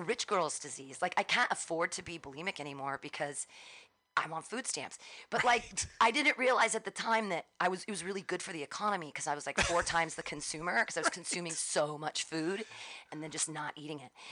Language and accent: English; Danville, California, United States; also born or lived in Livermore / San Diego / Davis; I grew up in Danville